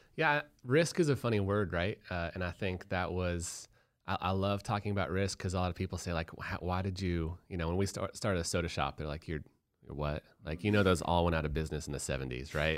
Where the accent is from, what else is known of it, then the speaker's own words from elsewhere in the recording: Boulder, Colorado, United States; I'm from Boulder, Colorado